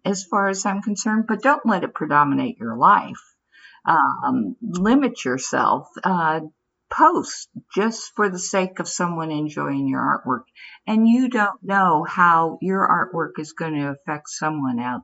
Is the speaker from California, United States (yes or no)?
yes; San Francisco, California, United States; I grew up in San Francisco